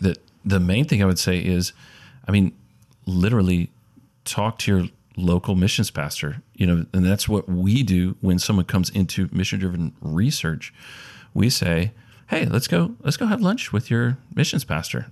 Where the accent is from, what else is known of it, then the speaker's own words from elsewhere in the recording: Mobile, Alabama, United States; also born or lived in Auburn, Alabama; now in Huntsville, United States; I grew up in Mobile, Alabama